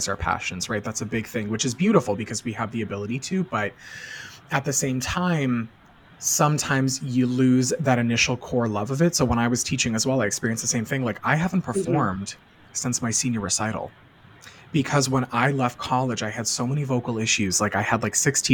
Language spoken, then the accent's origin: English; Boston, Massachusetts, United States; I'm from the Boston area.